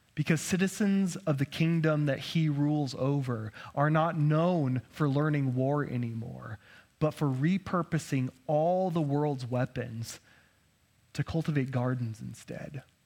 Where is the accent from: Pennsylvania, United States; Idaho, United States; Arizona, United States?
Idaho, United States; Being born and raised in Idaho